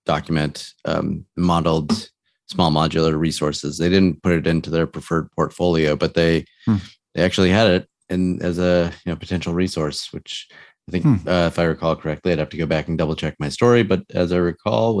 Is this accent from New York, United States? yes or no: no; just outside Boston, Massachusetts, United States; I grew up just outside Boston